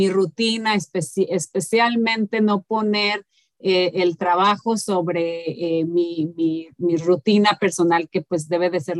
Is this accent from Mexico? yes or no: yes; Mexico; moved away; yo sé que nosotros como mexicanos